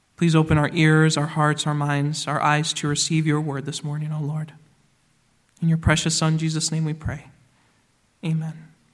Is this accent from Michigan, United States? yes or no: yes; Michigan, United States; now in Indiana, United States; Where I grew up in Michigan, we had a number of orchards around